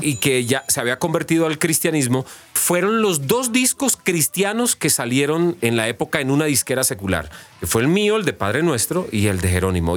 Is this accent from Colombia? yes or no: yes; Colombia; me identifican a mí como colombiano, de dónde vengo